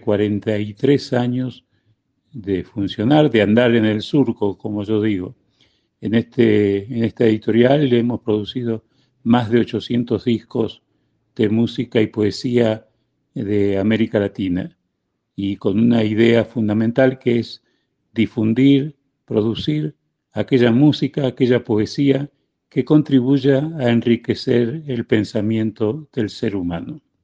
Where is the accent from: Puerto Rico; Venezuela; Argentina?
Argentina; moved away as an adult; also born or lived in Spain; now in Mexico; nací en España, me crié en la Argentina y vivo en México desde el año 79